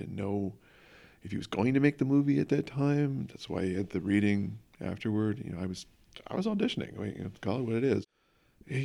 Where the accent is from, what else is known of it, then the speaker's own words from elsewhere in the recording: London, United Kingdom; I was raised seeing plays in London, which opened my eyes to the world of acting.